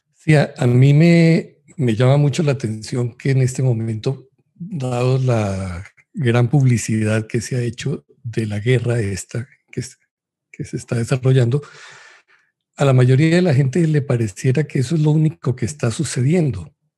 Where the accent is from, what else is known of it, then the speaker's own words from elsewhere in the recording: Colombia; Yo soy de Colombia